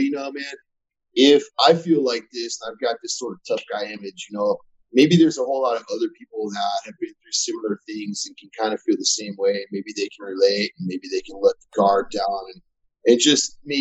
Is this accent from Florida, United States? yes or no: yes; Florida, United States; moved away as an adult; now in Arizona, United States; I'm from Florida, born and raised. I moved to Arizona